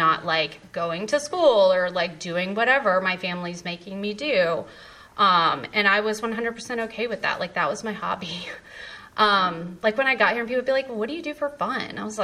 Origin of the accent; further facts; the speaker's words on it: Raleigh, North Carolina, United States; I was born and raised in Raleigh.